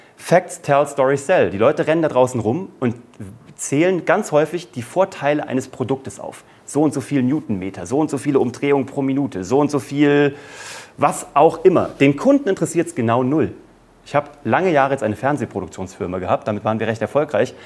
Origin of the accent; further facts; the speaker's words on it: Kassel, Hesse, Germany; in einer Zauberschule in Kassel, wo ich herkomme